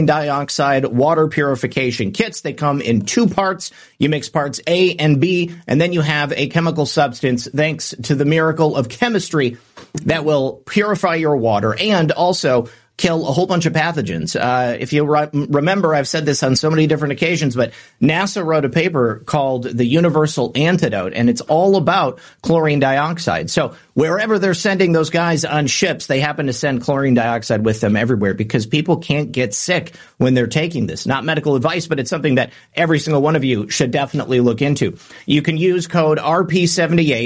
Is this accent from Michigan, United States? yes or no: yes; Michigan, United States; moved away; former Michigander. Well, I guess maybe I'm always a Michigander. I'm just no longer a Michigan resident